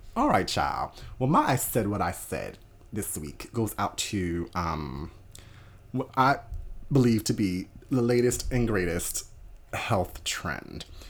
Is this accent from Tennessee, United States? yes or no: no; New Jersey, United States; I grew up in South Jersey